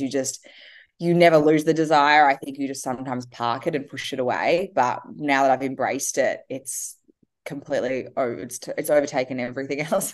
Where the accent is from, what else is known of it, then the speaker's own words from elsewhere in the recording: Australia; I am Australian. I'm, have lived here my whole life